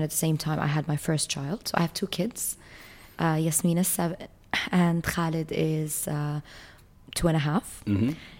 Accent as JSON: {"language": "English", "country": "Jordan", "tie": "born or raised there", "said": "back in my hometown in Jordan"}